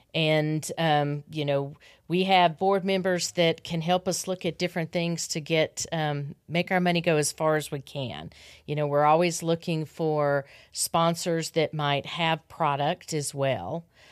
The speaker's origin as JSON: {"language": "English", "region": "Arkansas", "country": "United States", "tie": "born or raised there", "said": "I grew up in Arkansas"}